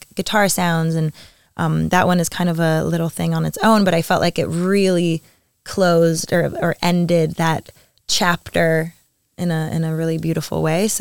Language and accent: English; Montreal, Quebec, Canada; moved away as an adult; now in Paris, France; I had to move out of Montreal. I moved to Paris 8 months ago